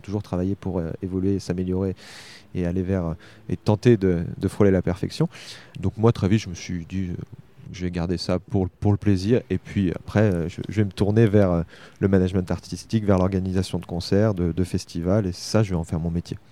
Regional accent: Argenton-sur-Creuse, Centre-Val de Loire, France; also born or lived in Nanterre / Tours / Bordeaux / Paris; Je suis pas né à Argenton, je suis né à Nanterre, mais j'ai vraiment grandi. J'ai fait euh, mon école maternelle, euh, mon école élémentaire, mon collège, mon lycée

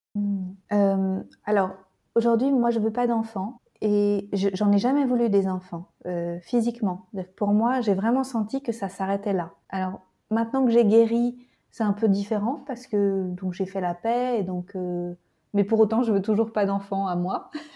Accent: Nantes, Pays de la Loire, France; je lui ai dit de Nantes

